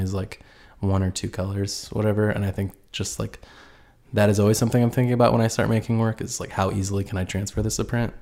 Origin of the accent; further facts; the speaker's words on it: Indiana, United States; I'm originally from Port Edge, Indiana, which is about, like, two hours north from Indy